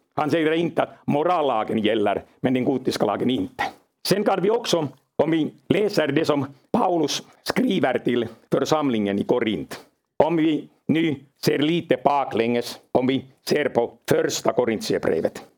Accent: Finland; jag kommer från Finland

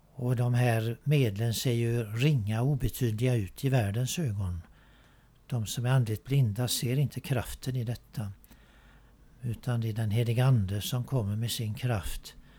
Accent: Sweden; när vi föddes här i Sverige

